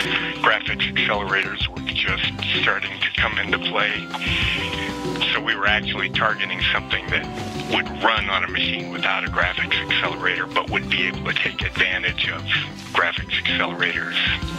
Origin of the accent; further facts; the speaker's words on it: Novato, California, United States; Mindscape, which is in my hometown.